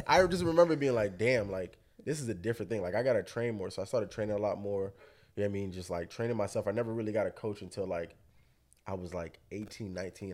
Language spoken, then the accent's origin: English; Hollywood, Florida, United States; I'm born and bred out here in Florida. I'm from Hollywood.